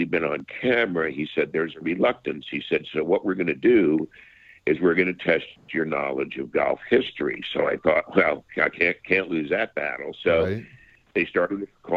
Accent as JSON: {"language": "English", "country": "United States", "tie": "born or raised there", "said": "I grew up in the New York, New Jersey area as a boy"}